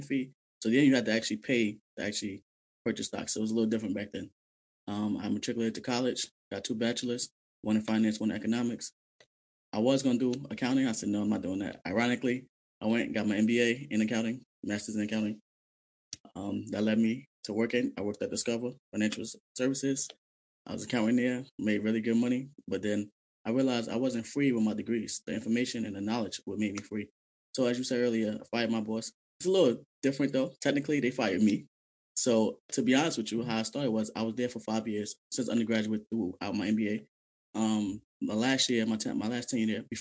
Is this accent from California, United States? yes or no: no; New York City, New York, United States; I'm originally from Brooklyn, New York